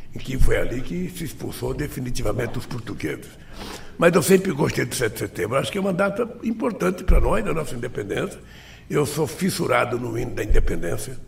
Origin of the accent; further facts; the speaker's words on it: Brazil; Eu sou brasileiro